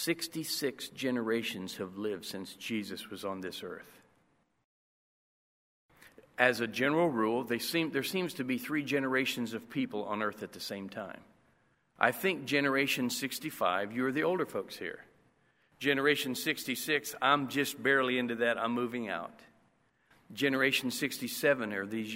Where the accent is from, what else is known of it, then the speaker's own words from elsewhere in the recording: Indiana, United States; now in Costa Rica; I'm from Indiana